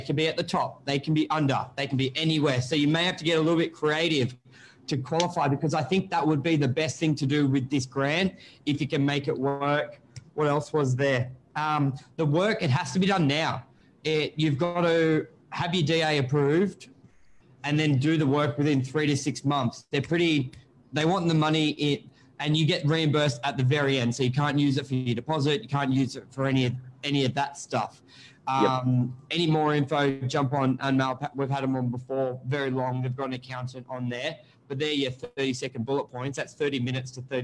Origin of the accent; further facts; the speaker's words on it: Sydney, New South Wales, Australia; when I grew up on Northern Beaches